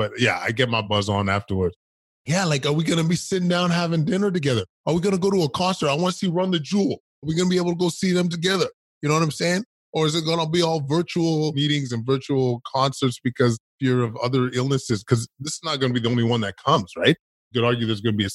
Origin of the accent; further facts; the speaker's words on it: Edmonton, Alberta, Canada; I grew up in Edmonton, Alberta, Canada